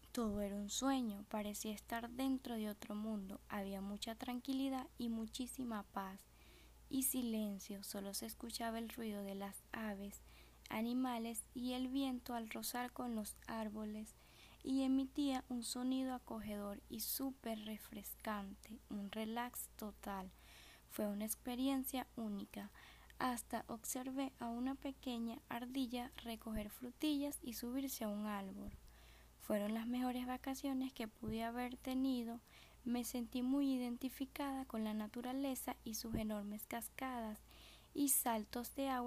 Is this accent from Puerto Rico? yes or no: no; Venezuela; rodeado de tanta hermosura como lo es mi tierra Venezuel